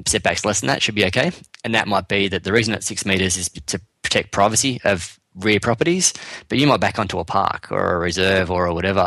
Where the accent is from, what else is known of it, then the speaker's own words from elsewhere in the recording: Sydney, New South Wales, Australia; moved away as an adult; now in Queensland, Australia; I was born and raised in Western Sydney.